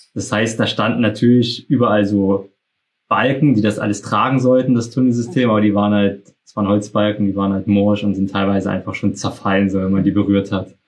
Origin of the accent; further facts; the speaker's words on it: Saxony, Germany; wir kommen ja aus Sachsen